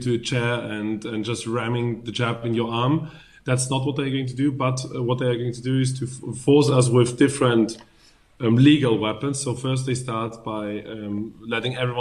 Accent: Vienna, Austria; I was born and raised in Vienna

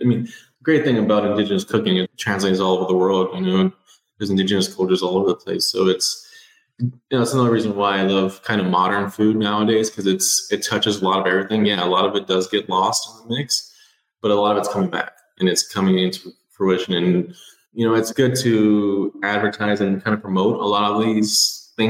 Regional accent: South Texas, United States; now in Green Bay, United States; I'm living in Green Bay, Wisconsin, cold north. I'm originally from Texas, though, so South Texas

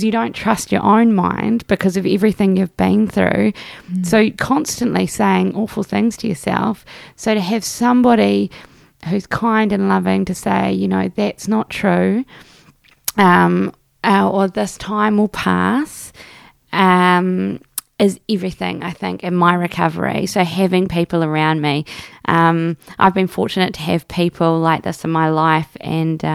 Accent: Christchurch, Canterbury, New Zealand; I'm from Otatahi.

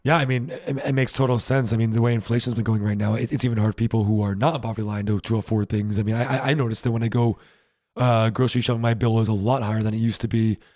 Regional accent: United States; moved away as an adult; now in Germany; we're still American

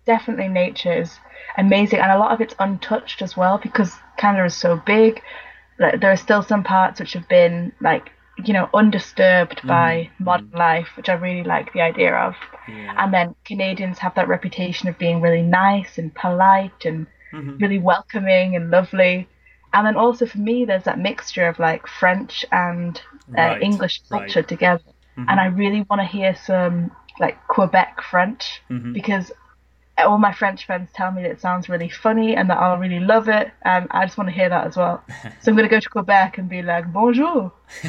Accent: Ireland; Yeah, not that anyone would guess from my accent

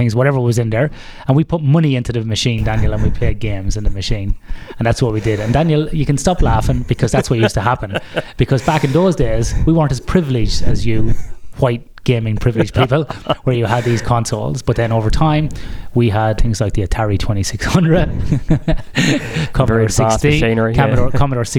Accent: Athlone, Westmeath, Ireland; My gaming background was in an arcade called Caroline's in Athlone, in my hometown in Westmead in Ireland

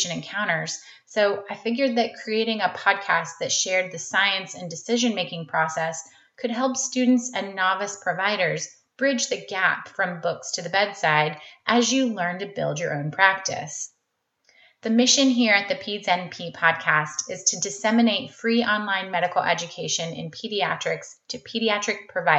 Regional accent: North Carolina, United States; I'm originally from North Carolina and went to undergrad at UNC

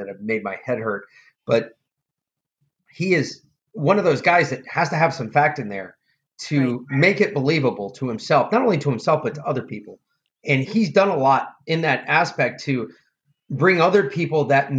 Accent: New York, United States; I'm from New York

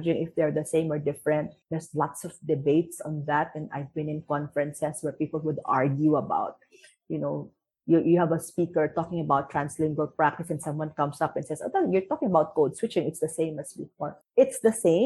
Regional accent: Philippines; We have a very, very, very vibrant gay speak. A vibrant gay community with a very interesting language in the Philippines

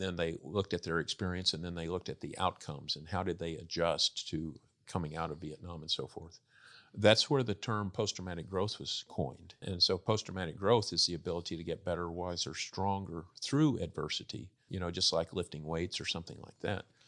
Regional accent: Texas, United States; I grew up in Texas

